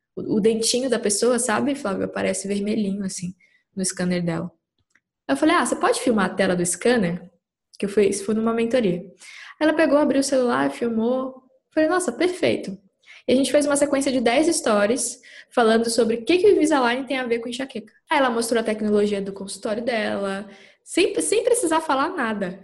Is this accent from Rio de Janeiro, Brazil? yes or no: no; Capanema, Pará, Brazil; moved away as an adult; also born or lived in Belém, Pará; now in São Paulo, Brazil; Eu sou do interior do Pará, numa cidadezinha pequena chamada Capanema. E meus pais moram lá até hoje. E eu só saí de lá com 18 anos